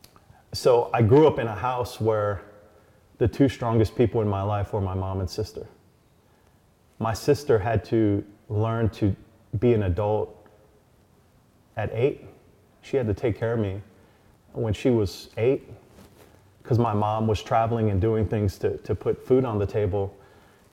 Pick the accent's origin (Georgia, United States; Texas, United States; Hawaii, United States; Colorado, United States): Hawaii, United States; growing up in Hawaii was good for me